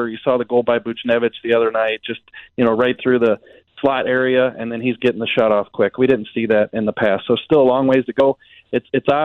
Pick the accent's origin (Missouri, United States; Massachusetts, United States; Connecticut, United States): Missouri, United States; Jefferson County; growing up in Jefferson County